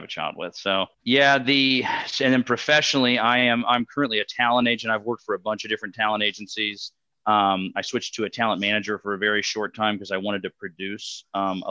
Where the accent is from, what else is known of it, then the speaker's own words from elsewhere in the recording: North Carolina, United States; moved away as an adult; also born or lived in Fort Worth, Texas / Los Angeles, California; now in Dallas, United States; I grew up in North Carolina